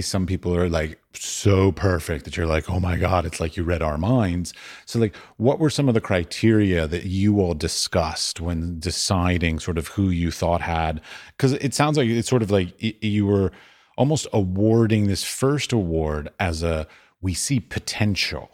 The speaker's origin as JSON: {"language": "English", "country": "United States", "moved": "yes", "lives_now": "Norway", "said": "as an American."}